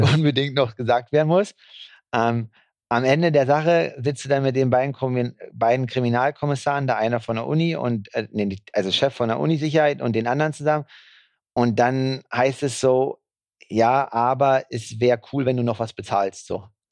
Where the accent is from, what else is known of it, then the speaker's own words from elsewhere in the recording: Germany; als Deutscher